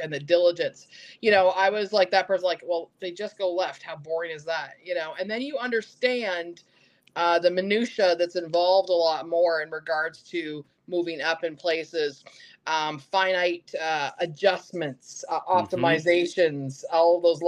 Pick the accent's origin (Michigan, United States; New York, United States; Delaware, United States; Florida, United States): Florida, United States; I love Daytona. Okay. I'm here in Florida. Daytona.